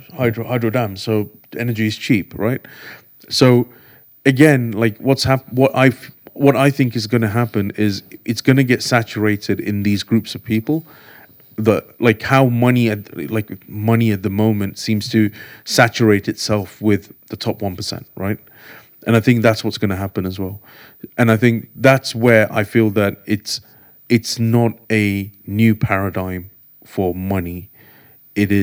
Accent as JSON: {"language": "English", "region": "London", "country": "United Kingdom", "tie": "born or raised there", "also_born_or_lived": "India / Enfield", "said": "I grew up in Golders Green. We came in 91 from India to the UK"}